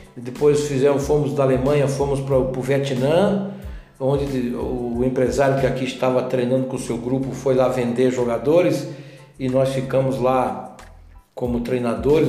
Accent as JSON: {"language": "Portuguese", "town": "Paranaguá", "region": "Paraná", "country": "Brazil", "tie": "born or raised there", "moved": "as an adult", "lives_now": "Itajubá, Brazil", "said": "lá em Paranaguá, na minha cidade natal"}